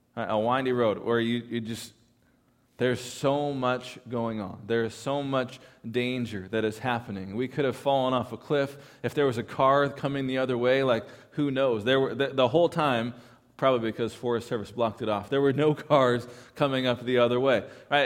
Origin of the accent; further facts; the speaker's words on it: California, United States; I am from California